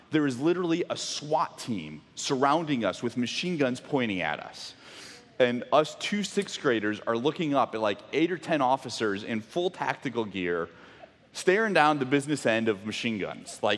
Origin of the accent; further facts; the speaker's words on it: Mexico; I grew up in Mexico, for those of you that didn't know, and the church that I was at for kind of much of my um, middle school, junior high, high school years uh, was on a really main road.